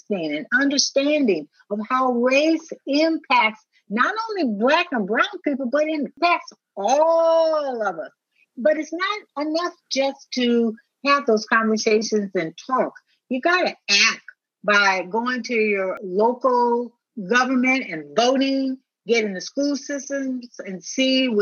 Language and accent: English; United States; I'm a black woman. That's how I'm treated in this country